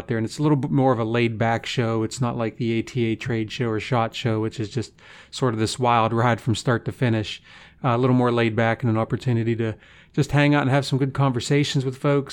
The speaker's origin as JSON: {"language": "English", "region": "the East", "country": "United States", "tie": "born or raised there", "moved": "yes", "lives_now": "Midwest, United States", "said": "I grew up in the East"}